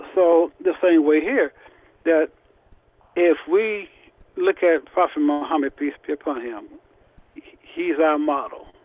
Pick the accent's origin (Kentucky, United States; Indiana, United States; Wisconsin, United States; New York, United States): Indiana, United States; Indianapolis; I'm from Indianapolis, Indiana and I'm the imam at the Nur Allah Islamic Center